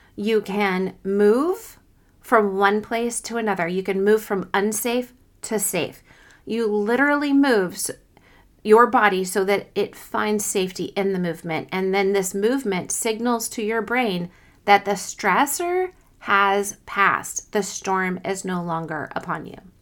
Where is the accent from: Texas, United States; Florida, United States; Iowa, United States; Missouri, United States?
Missouri, United States; Kansas City; I'm from Kansas City, Missouri